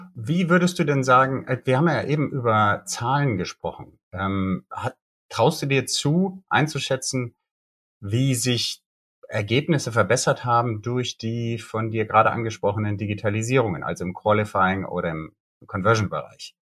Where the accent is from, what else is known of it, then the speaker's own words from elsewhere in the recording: Bonn, North Rhine-Westphalia, Germany; Und das ist auch meine Heimatstadt, aus der komme ich